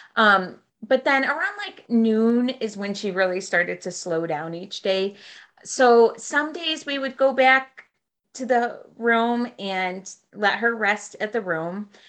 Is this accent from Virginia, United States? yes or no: no; Western New York, United States; I am from uh, Western New York